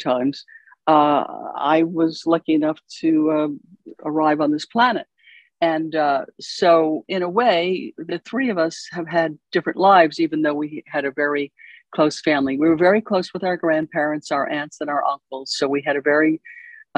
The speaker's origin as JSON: {"language": "English", "area": "Westchester", "region": "New York", "country": "United States", "tie": "born or raised there", "said": "I grew up in Westchester, New York, which is about 20 miles up from the island of Manhattan"}